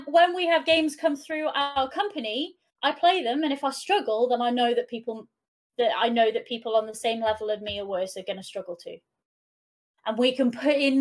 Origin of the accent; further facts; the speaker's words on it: Wales, United Kingdom; first language Welsh; English is a second language; being a Welsh speaker